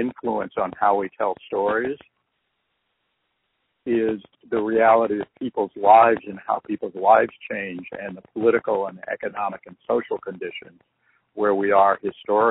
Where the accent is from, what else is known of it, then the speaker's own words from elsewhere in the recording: Chicago, Illinois, United States; we're from Chicago